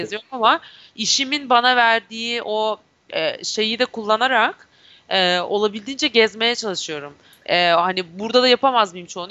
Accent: Turkey; ben Türk'üm.

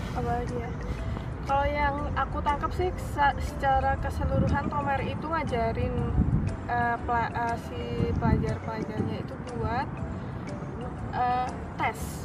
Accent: Indonesia; moved away; kita sebagai orang Indo

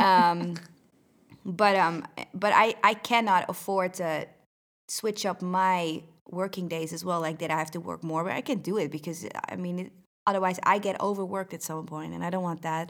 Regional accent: Netherlands; I'm from the Netherlands

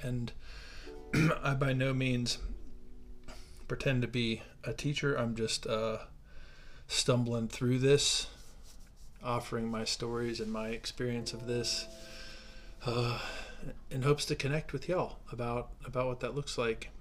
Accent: Ohio, United States; moved away as an adult; now in Denver, United States; growing up in Ohio

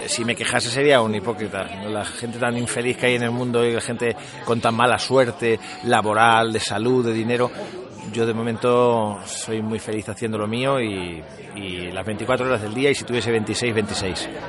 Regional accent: Albacete, Castilla-La Mancha, Spain; now in Madrid, Spain; yo soy de Albacete

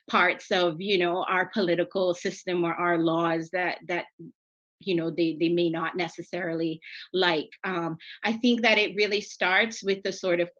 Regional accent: Cayman Islands; oh, I'm from the Cayman Islands.

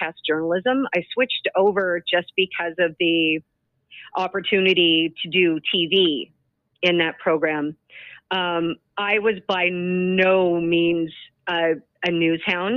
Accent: Trout Creek, Ontario, Canada; also born or lived in Mississauga / North Bay; now in Ottawa, Canada; He bought a gas station and restaurant in this little town called Trout Creek, population 600. And that's where I grew up.

